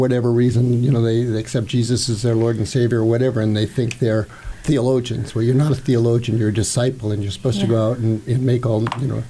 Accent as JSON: {"language": "English", "town": "Seattle", "region": "Washington", "country": "United States", "tie": "born or raised there", "said": "I was born in Seattle, Washington State. I was the fourth of five children, and my parents were from Rhode Island."}